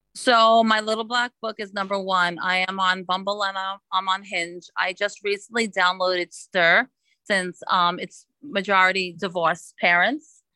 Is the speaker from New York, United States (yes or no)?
yes; New York City, New York, United States; moved away as an adult; now in West Palm Beach, United States; I am originally from Brooklyn, New York, but living in South Florida for 17 years.